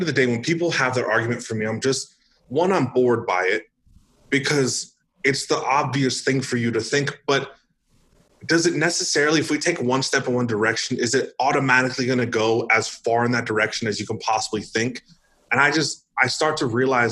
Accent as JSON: {"language": "English", "region": "Northern California", "country": "United States", "tie": "born or raised there", "also_born_or_lived": "Idaho", "moved": "as an adult", "lives_now": "Arizona, United States", "said": "I grew up in California. I lived in California for 22 out of 26 years of my life"}